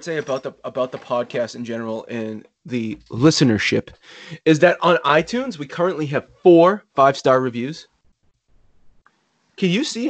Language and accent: English; Rockland, Massachusetts, United States; It's my hometown.